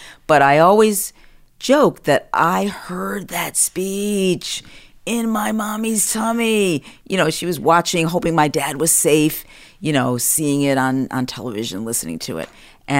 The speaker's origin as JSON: {"language": "English", "town": "Washington", "region": "District of Columbia", "country": "United States", "tie": "born or raised there", "said": "my parents were living in Washington at the time. I was born in Washington, D.C."}